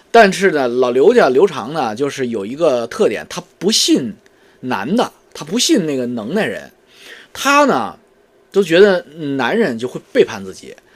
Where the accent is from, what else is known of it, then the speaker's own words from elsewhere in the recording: China; 我们中国人